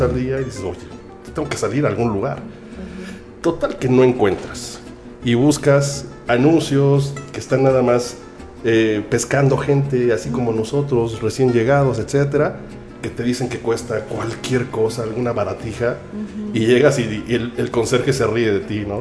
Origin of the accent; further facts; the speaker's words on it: Mexico City, Mexico; moved away as an adult; also born or lived in Ohio / Quebec; now in Canada; soy mexicano, tengo 41 años